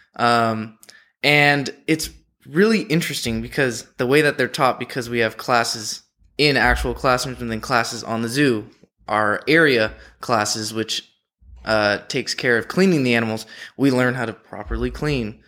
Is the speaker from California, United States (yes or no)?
yes; San Diego, California, United States; moved away; I'm from San Diego